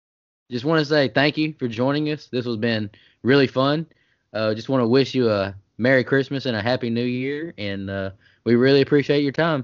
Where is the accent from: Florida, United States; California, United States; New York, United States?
Florida, United States; Tallahassee; accent: South Georgia; Tallahassee, Florida.